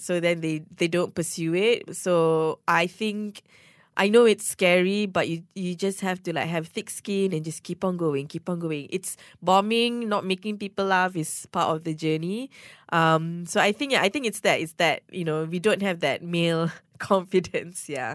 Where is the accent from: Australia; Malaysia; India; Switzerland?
Malaysia; Ampang, Selangor; I'm from Ampang, and Ampang girls, okay, we don't date anyone beyond Damansara